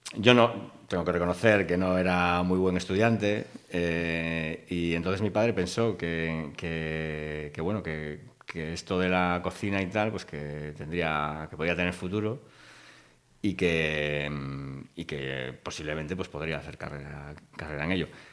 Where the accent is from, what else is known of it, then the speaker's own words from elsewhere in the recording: Vigo, Galicia, Spain; mi padre era profesor en Vigo y con lo cual pues eh, vivimos en Vigo y nacimos en Vigo